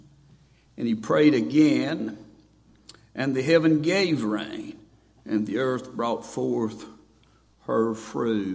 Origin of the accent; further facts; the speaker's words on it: Boone, North Carolina, United States; I'm from Boone, North Carolina.